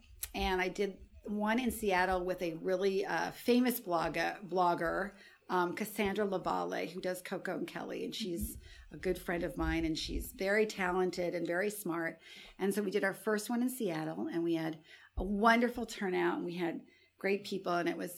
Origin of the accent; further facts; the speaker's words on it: Alassio, Liguria, Italy; And then I thought, well, we may as well do it in Italy, in my hometown in Alassio.